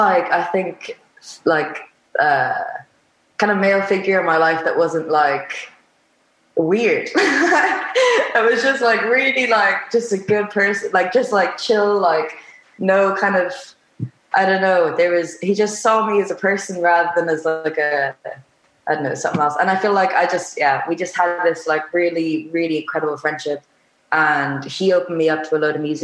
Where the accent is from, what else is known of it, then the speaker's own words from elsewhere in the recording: Spain; moved away; also born or lived in Waterford, Ireland / London; growing up in Spain, the move to Ireland